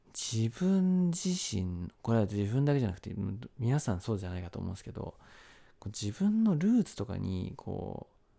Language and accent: Japanese; Zama, Kanagawa, Japan; 僕、生まれも育ちも神奈川県座間市なんですけど